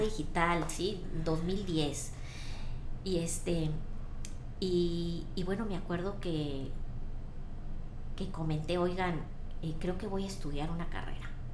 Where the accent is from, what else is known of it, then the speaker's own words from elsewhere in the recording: Ciudad Victoria, Tamaulipas, Mexico; moved away as an adult; now in Monterrey, Mexico; yo eh, nací en Ciudad Victoria, crecí allá, estudié allá